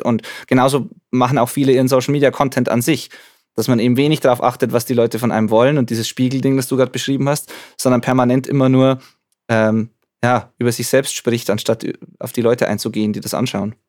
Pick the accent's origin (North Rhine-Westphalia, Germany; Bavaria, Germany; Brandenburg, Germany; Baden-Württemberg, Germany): Bavaria, Germany; Zwiesel; ich bin im Jugendcafé praktisch aufgewachsen und jetzt da zwar nicht mehr so aktiv, aber, aber, aber schon noch vor Ort